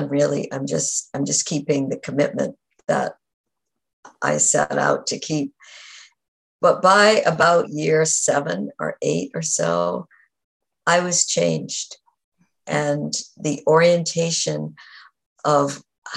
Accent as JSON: {"language": "English", "region": "New England", "country": "United States", "tie": "born or raised there", "said": "I grew up in New England"}